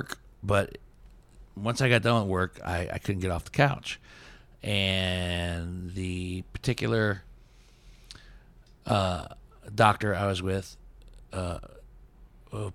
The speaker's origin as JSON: {"language": "English", "town": "Steubenville", "region": "Ohio", "country": "United States", "tie": "born or raised there", "said": "We grew up in Steubenville together"}